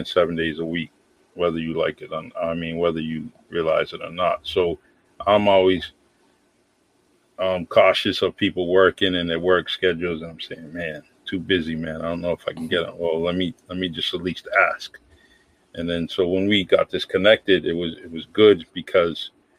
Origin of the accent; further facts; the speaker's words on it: New Bedford, Massachusetts, United States; I grew up in the Bay Village Housing Projects in New Bedford, Massachusetts